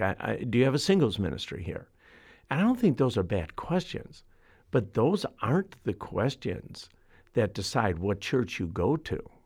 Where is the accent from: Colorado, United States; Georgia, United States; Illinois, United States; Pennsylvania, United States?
Illinois, United States; Chicago; I'm from Chicago. I've, I've grown up in the city.